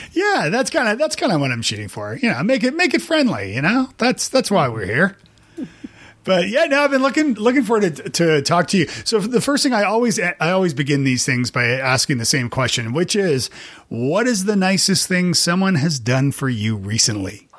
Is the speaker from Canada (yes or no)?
yes; Canada; now in Nashville, United States; I'm from Canada